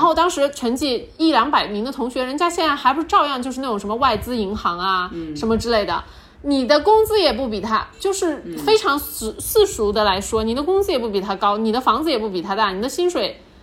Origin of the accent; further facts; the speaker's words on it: Chongqing, China; 大家都知道我们重庆人脾气火辣嘛